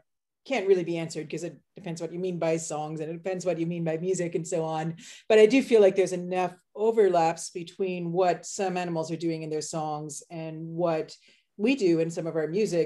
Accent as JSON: {"language": "English", "town": "Halifax", "region": "Nova Scotia", "country": "Canada", "tie": "born or raised there", "also_born_or_lived": "Netherlands / United States", "moved": "as an adult", "said": "growing up in Halifax"}